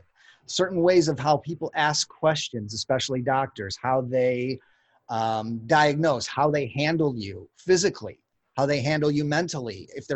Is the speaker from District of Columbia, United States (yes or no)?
no; Chicago, Illinois, United States; moved away as an adult; I'm born and raised in Chicago